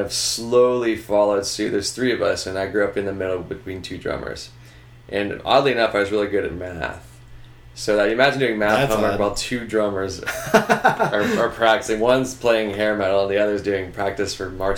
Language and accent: English; Houston, Texas, United States; moved away as an adult; also born or lived in Los Angeles; now in Dallas, United States; I'm from Houston